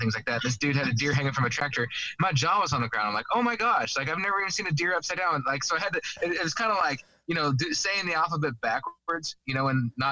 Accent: Arizona, United States; moved away; also born or lived in Mississippi; I grew up in Arizona, and then I've lived everywhere

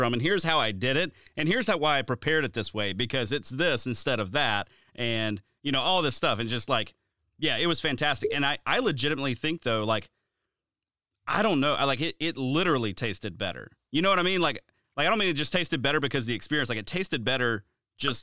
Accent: Alabama, United States; My whole life growing up, I grew up in Alabama

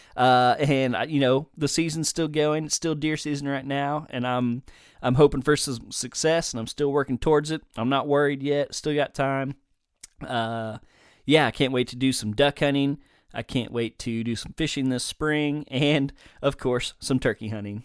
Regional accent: Denton, Texas, United States; moved away as an adult; also born or lived in southeastern Oklahoma; now in Oklahoma, United States; I originally was born and raised in Denton, Texas, just north of the Dallas Fort Worth area

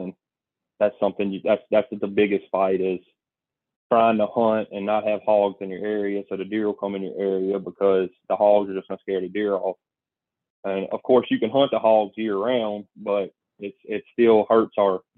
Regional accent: Mississippi, United States; I grew up hunting in the Homestead National Forest in Mississippi, and I've always hunted out of state.

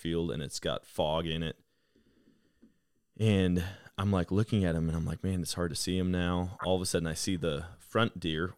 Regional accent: Wisconsin, United States; growing up in Wisconsin. Like, I grew up right next to Buffalo County, Wisconsin

